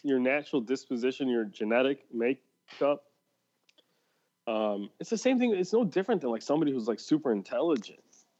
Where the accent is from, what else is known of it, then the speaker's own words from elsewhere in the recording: Midwest, United States; growing up in the Midwest.